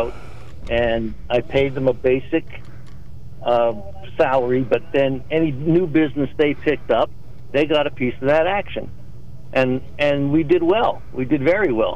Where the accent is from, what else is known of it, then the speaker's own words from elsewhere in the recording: Hazleton, Pennsylvania, United States; I grew up in the Hazleton area